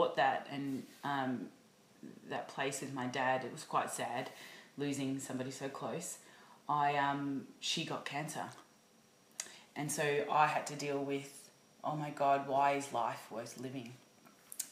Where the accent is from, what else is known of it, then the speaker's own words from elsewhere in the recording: Hallam, Victoria, Australia; I grew up in Hallam, out 45 minutes out in the burbs of Melbourne